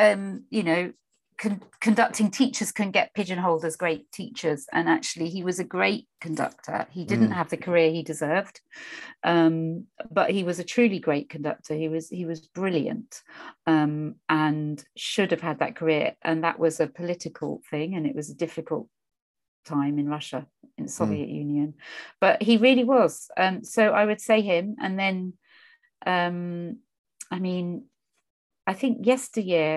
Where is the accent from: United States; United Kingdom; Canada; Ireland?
United Kingdom; Norfolk, East of England; I grew up in Norfolk